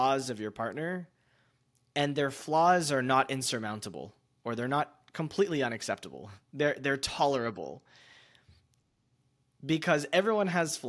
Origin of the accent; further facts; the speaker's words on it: United States; when I'm in America, I'm American